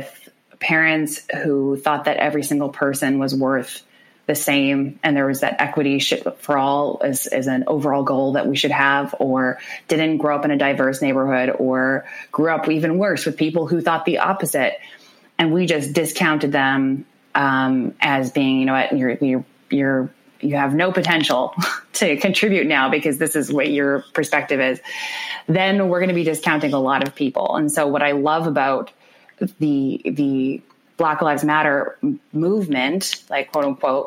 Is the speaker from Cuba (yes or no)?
no; Winnipeg, Manitoba, Canada; I grew up in the North End of the city, like in the heart of it.